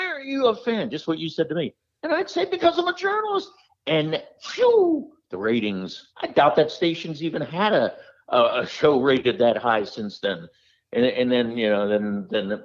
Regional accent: Pittsburgh, Pennsylvania, United States; moved away as an adult; also born or lived in Denver / New York / Chicago; I grew up in Pittsburgh.

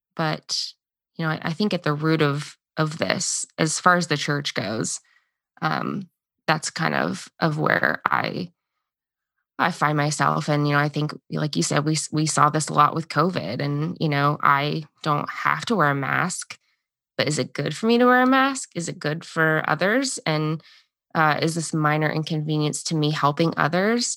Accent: United States; the identity we've been given as Americans

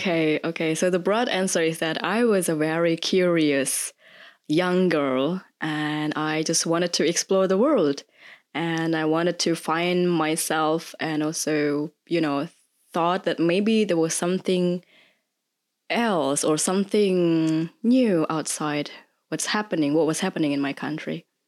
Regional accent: Indonesia; moved away as an adult; now in Germany; I originally come from Indonesia, but I've been living here in Germany for more than eight years

